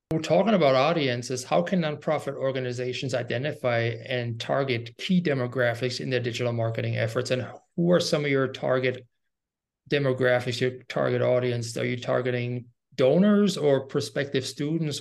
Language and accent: English; Germany; I'm from Germany